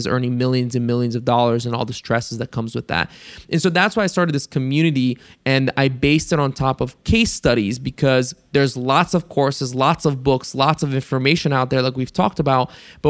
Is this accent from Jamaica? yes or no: no; Bulgaria; Because growing up in Bulgaria, I knew Bansko